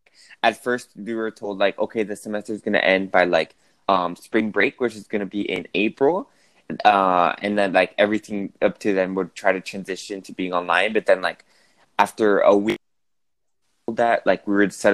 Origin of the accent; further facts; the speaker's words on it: Bogotá, Colombia; moved away as an adult; also born or lived in United States; I'm from Colombia, from Bogota, but I went to school to college in the United States.